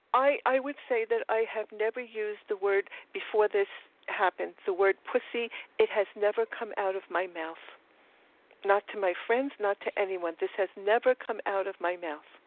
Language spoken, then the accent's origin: English; New York City, New York, United States; accent: Queens; my Trump Queens accent because I'm from Forest Hills, Queens